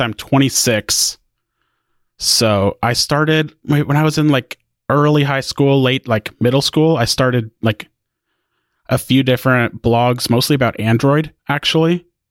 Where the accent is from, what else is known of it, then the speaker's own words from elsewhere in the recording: Indiana, United States; now in Waco, United States; I'm from Indiana originally. Now I live in Waco, Texas.